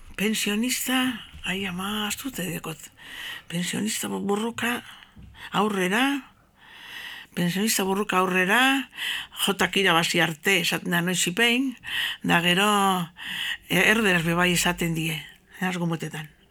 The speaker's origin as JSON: {"language": "Basque", "town": "Bilbao", "region": "Basque Country", "country": "Spain", "tie": "born or raised there", "also_born_or_lived": "Gernika", "said": "gu bilbon jaio gara"}